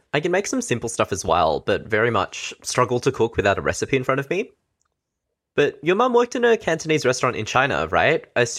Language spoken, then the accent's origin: English; Victoria, Australia; I'm a fresh out of uni graduate and a young Chinese Australian. I'm recording from Wurundjeri country.